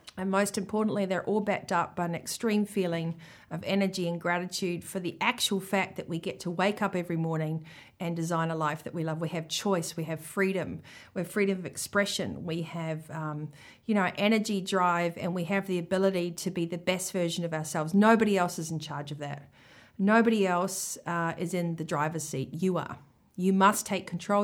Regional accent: New Zealand; accent: Kiwi; my Kiwi accent

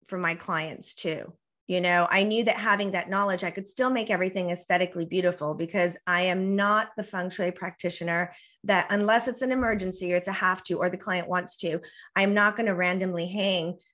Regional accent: the border with Mexico, US–Mexico border, United States; first language Spanish; English is a second language; my first language is Spanish, and I was raised on the border with Mexico. So, you know, I'm not even really American. I mean, I am, but you know, I relate to my culture as very Mexican American

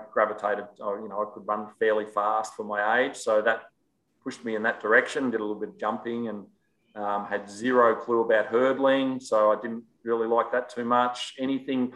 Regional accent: Melbourne, Victoria, Australia; moved away as an adult; now in Gold Coast, Australia; where I grew up in Melbourne was down in Bayside

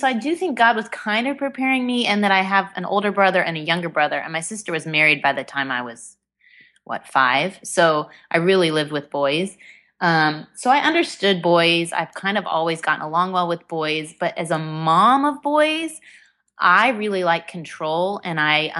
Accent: Indiana, United States; now in Texas, United States; Well, you and I both live in Texas now, and I've made for Texans, but I am a Hoosier at heart. I grew up in Indiana, and I am one of four siblings

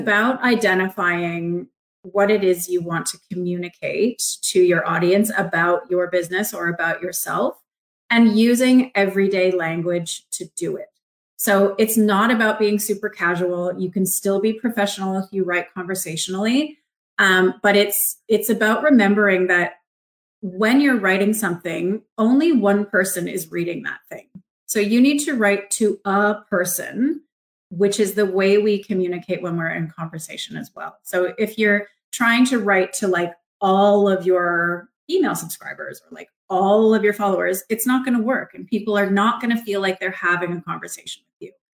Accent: Markham, Ontario, Canada; moved away; I grew up in Markham, which is a suburb of Toronto

